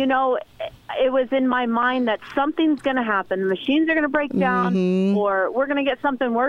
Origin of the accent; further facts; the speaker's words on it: Arizona, United States; I'm from Arizona